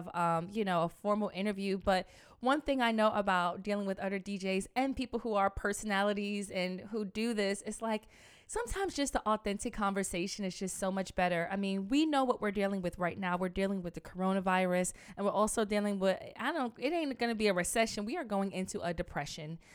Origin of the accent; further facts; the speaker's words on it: New York City, New York, United States; from the Bronx